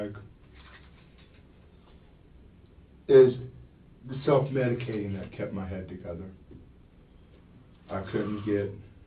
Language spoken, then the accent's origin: English; Jacksonville, Florida, United States; I was born in Jacksonville